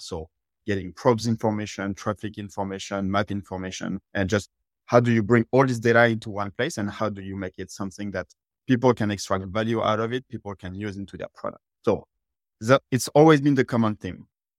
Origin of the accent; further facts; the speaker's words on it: France; English is a second language; now in United States; You can tell from my accent, I'm originally from France, but I've been living in the US for the past 12 years